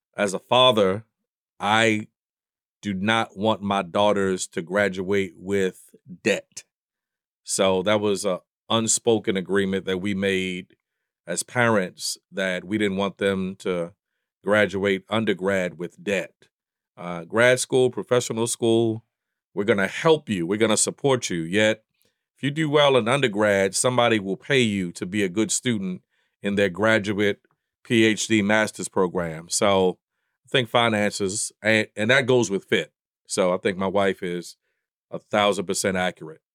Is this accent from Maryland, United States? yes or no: yes; Baltimore, Maryland, United States; Channel 32 growing up in Baltimore was the public station broadcasted by Howard University